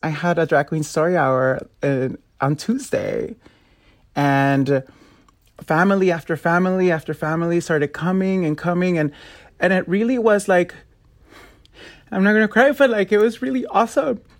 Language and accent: English; Los Angeles, California, United States; I'm originally from South Central L